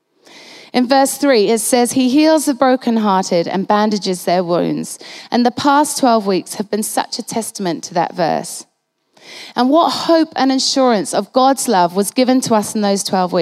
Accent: Halifax, Yorkshire and the Humber, United Kingdom; I was born in Halifax in the north of England

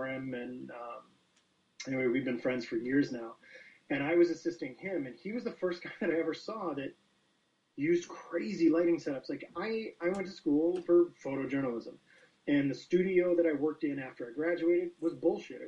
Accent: Chicago, Illinois, United States; now in Calgary, Canada; I grew up in Chicago

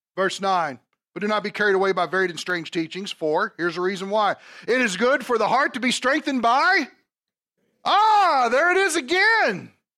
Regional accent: Kentucky, United States; moved away; I'm from Kentucky, okay? Brats are not a big thing down there

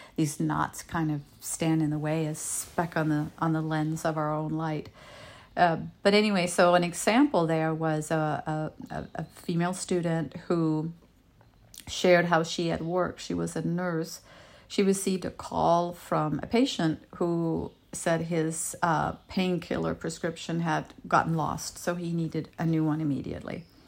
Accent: Denmark; first language Danish; English is a second language; moved away as an adult; now in United States; I was born and raised in Europe, and I moved to his town in the States to be with him

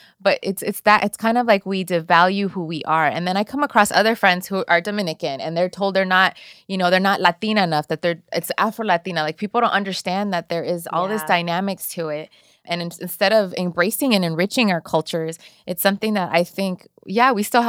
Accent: El Salvador; I'm from El Salvador, and that's how I identify. But they all thought Mexican, you know, because that's what they know in the East Coast.

